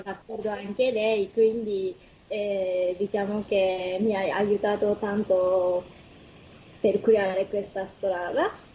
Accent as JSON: {"language": "Italian", "region": "Kumamoto", "country": "Japan", "also_born_or_lived": "Tokyo, Japan", "second_language": "Italian", "moved": "as an adult", "lives_now": "Italy", "said": "sono giapponese, sono venuta da una città che si chiama Kumamoto."}